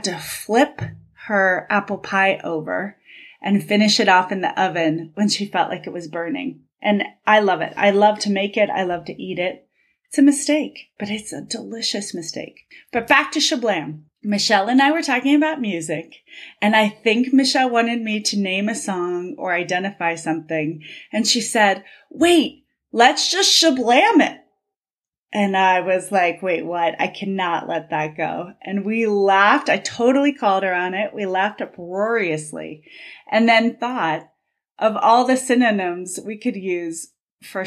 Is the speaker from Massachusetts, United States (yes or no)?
no; Cincinnati, Ohio, United States; growing up in Cincinnati, where the headquarters of Procter & Gamble is